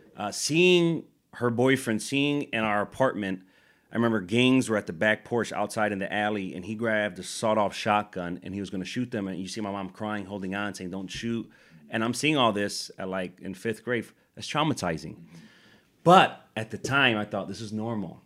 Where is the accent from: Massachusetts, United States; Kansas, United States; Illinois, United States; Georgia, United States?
Illinois, United States; Chicago; growing up in Chicago, super poor